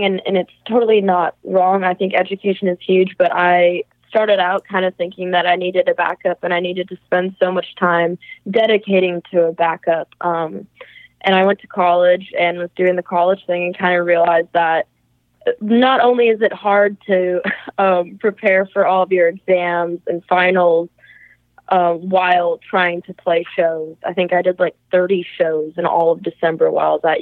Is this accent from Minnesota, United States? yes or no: yes; Karlstad, Minnesota, United States; moved away as an adult; now in Nashville, United States; my hometown of Carlstead, Minnesota